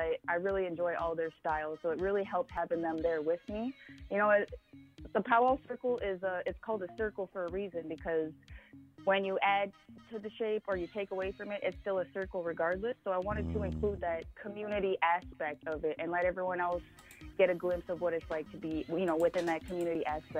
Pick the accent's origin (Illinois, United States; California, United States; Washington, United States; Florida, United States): Washington, United States; born there; I was born in Washington. My father was a military person, so we've lived in several different places throughout my lifetime.